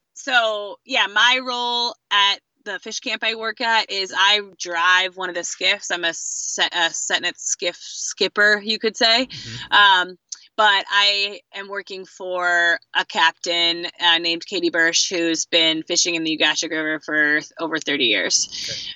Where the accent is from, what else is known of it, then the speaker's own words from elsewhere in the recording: Fishers Island, New York, United States; also born or lived in southeastern Connecticut; I'm from New England, also actually, um, southeastern Connecticut. I grew up on um, Long Island Sound, uh, off the coast on Fisher's Island